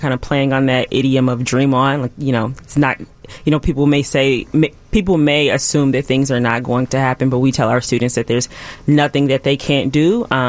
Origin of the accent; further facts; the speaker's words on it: Kansas City, Missouri, United States; moved away; I'm originally from Kansas City, Missouri, born and raised there.